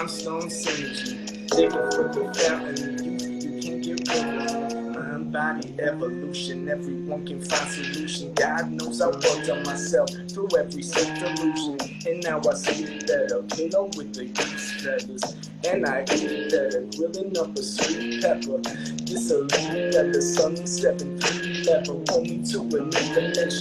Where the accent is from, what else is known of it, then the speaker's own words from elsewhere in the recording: New Jersey, United States; now in Philadelphia, United States; I'm from Jersey